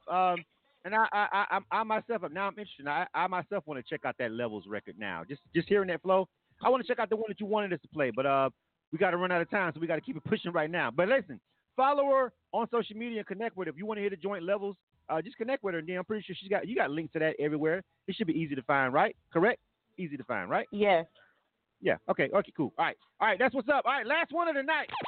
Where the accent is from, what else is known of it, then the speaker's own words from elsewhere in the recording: Michigan, United States; I'm from Michigan.